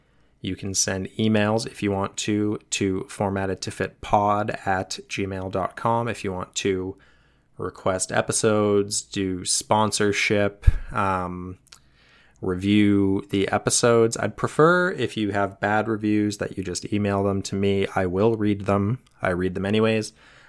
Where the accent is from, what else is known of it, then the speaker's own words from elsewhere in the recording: Canada; I grew up with the Kids in the Hall as a Canadian institution in reruns